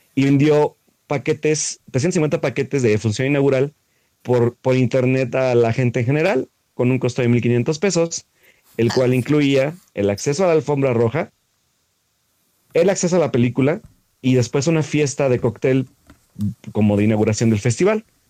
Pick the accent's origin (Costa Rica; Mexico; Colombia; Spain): Mexico; como mexicano